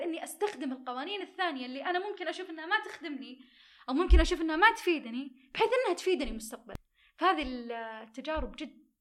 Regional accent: Saudi Arabia; عندنا بالسعودية

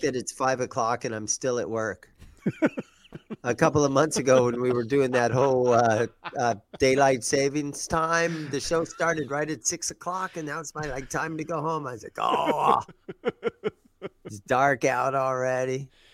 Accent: Granville, Ohio, United States; moved away; I grew up in Ohio. I was in the Gr-, I, we grew up in Granville, which is thirty miles east of Columbus, Ohio

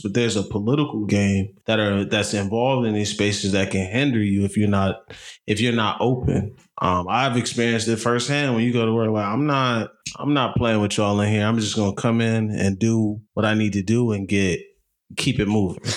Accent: New Jersey, United States; growing up where we grew up in New Jersey, you know, you go to school mostly working class white folks.

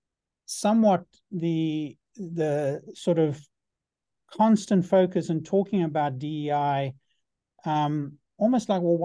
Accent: South Africa; I had growing up in South Africa

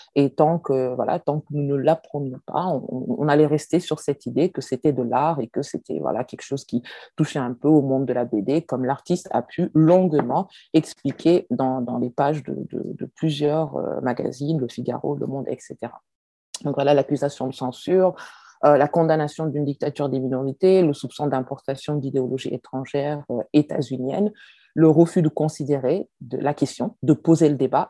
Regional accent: France; je suis française, chercheur. Je viens d'un pays, la France

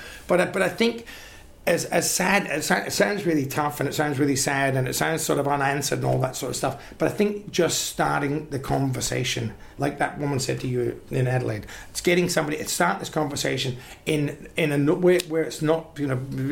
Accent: Glasgow, Scotland, United Kingdom; now in Australia; I'm a Glaswegian

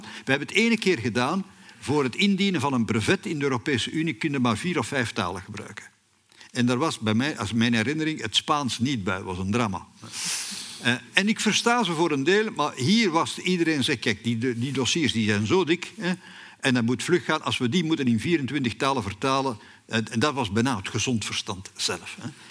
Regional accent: Flanders, Belgium; bij ons in Vlaanderen

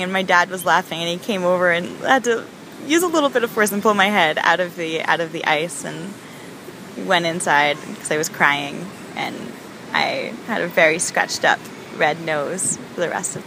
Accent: Miami, Florida, United States; we're from Miami

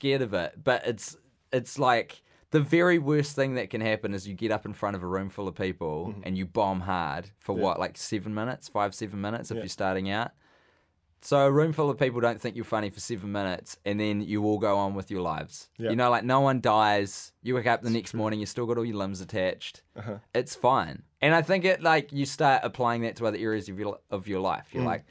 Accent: Wellington, New Zealand; Oh, originally because I grew up in Wellington. Mm-hmm. I did all my high schooling there. My brother lived in Wellington.

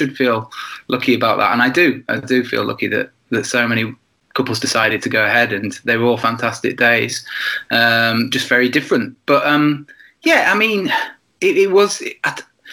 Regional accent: Yorkshire and the Humber, United Kingdom; also born or lived in Leeds / Sheffield; Born and bred in East Yorkshire, and pretty much only lived in Yorkshire in various cities like Leeds, Sheffield, and now just outside Hull in East Yorkshire.

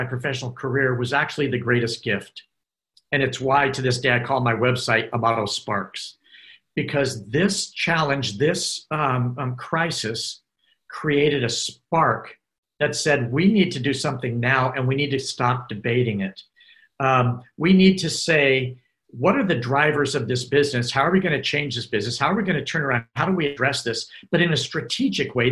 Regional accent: United States; Being an American

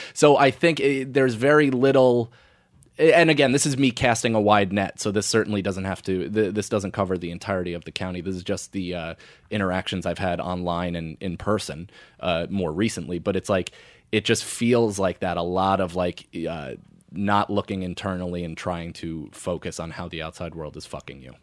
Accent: United States; also born or lived in West Point, New York; grew up right outside of West Point for the first nine years of my life

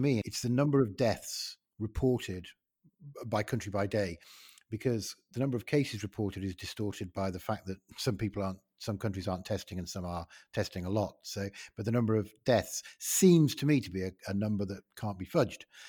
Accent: Ilkley, Yorkshire and the Humber, United Kingdom; my hometown is, uh, Ilkley in West Yorkshire

